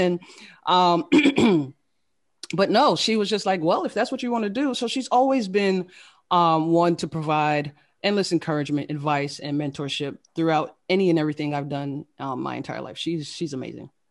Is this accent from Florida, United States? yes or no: yes; Fort Lauderdale, Florida, United States; moved away as an adult; also born or lived in Queens, New York / Washington DC / Maryland area; I was born in Queens, New York, um, raised by a single, uh, single mother. And, uh, we moved to Florida at the age of eight. Uh, so I grew up in the Fort Lauderdale, Florida area